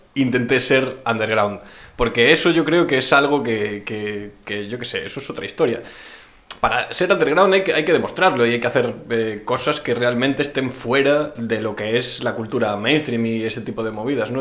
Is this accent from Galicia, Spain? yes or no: yes; Pontevedra, Galicia, Spain; yo soy de Pontevedra